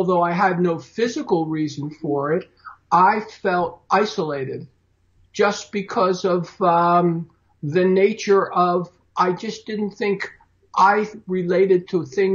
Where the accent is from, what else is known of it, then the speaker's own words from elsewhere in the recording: Philadelphia, Pennsylvania, United States; I was born and raised in Philly